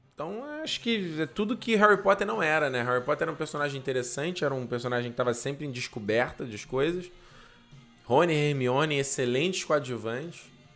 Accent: Rio de Janeiro, Brazil; eu sou do Rio de Janeiro

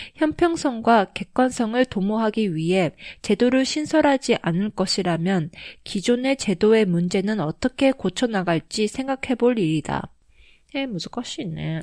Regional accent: Japan; also born or lived in South Korea; 日本育ち

